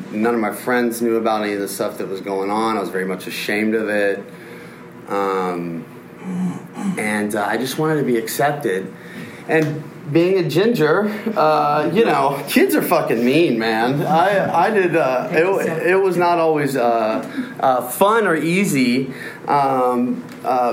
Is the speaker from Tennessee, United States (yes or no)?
yes; Nashville, Tennessee, United States; I'm from Nashville